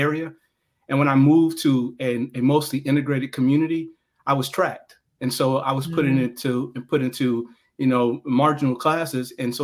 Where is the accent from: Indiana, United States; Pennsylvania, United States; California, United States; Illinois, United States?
Indiana, United States; Gary; I'm a guy who grew up in Gary, Indiana